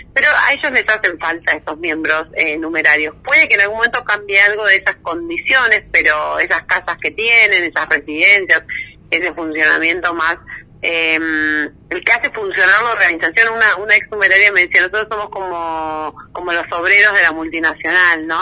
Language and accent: Spanish; Bella Vista, Buenos Aires Province, Argentina; yo crecí en Bellavista, eh, partido de San Miguel, provincia de Buenos Aires